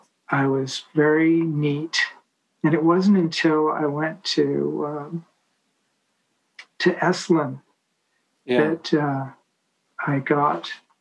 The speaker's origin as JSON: {"language": "English", "town": "Atherton", "region": "California", "country": "United States", "tie": "born or raised there", "also_born_or_lived": "Palo Alto / Switzerland / Paris", "said": "But I grew up in Atherton."}